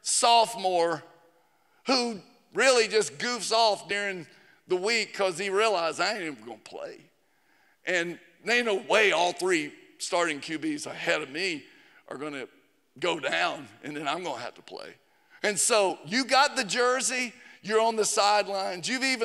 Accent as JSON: {"language": "English", "region": "Georgia", "country": "United States", "tie": "born or raised there", "also_born_or_lived": "Tennessee", "said": "I'm from Tennessee. I grew up in North Georgia."}